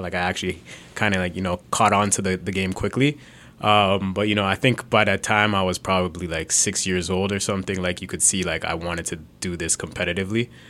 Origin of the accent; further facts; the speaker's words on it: Brampton, Ontario, Canada; I was born in Canada. I grew up in Brampton